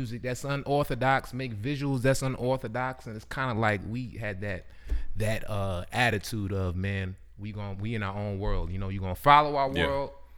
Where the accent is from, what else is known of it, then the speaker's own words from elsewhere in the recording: New York, United States; Originally New York.